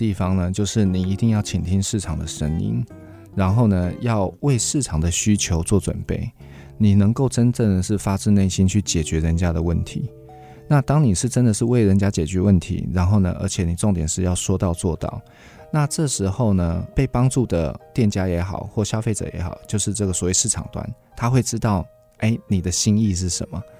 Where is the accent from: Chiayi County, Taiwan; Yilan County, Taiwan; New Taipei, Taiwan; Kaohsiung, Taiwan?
Yilan County, Taiwan; 哦、我是宜兰长大的，